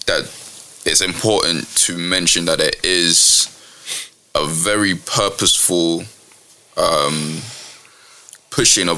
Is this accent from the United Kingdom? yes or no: yes; Hayes, London, United Kingdom; I didn't grow up in South London. I grew up in Hayes